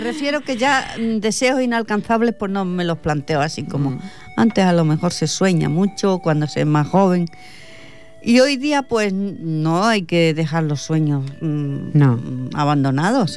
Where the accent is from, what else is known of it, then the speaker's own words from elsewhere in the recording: Extremadura, Spain; now in Catalonia, Spain; soy extremeña